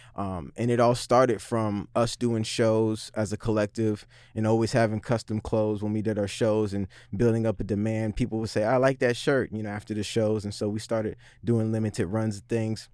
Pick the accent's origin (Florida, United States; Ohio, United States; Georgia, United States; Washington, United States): Washington, United States; Seattle; I grew up in the Central District, same as Vitamin.